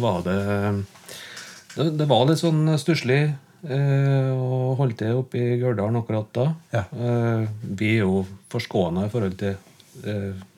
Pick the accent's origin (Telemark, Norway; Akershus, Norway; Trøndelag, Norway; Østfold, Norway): Trøndelag, Norway; Ler; also born or lived in Byneset; er jeg oppvokst på Ler i Gauldalen